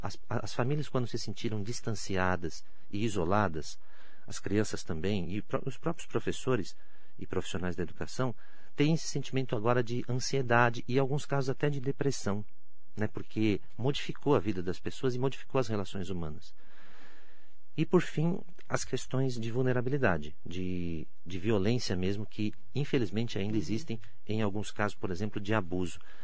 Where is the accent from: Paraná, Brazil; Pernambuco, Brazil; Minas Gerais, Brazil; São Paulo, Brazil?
São Paulo, Brazil; São Caetano do Sul; moved away as an adult; now in Mogi das Cruzes, Brazil; nasci em São Paulo, mas sempre morei em São Caetano do Sul